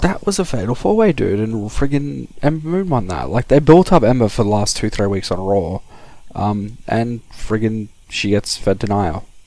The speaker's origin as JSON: {"language": "English", "country": "Australia", "said": "speaking as an Australian"}